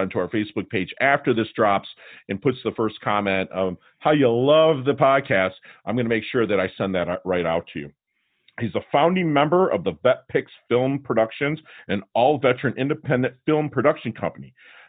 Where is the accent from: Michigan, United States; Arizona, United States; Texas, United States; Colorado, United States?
Michigan, United States; Detroit; I'm from Detroit.